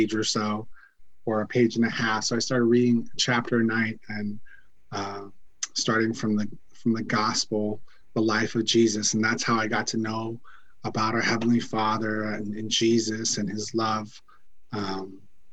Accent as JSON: {"language": "English", "town": "San Diego", "region": "California", "country": "United States", "said": "I'm from San Diego, California."}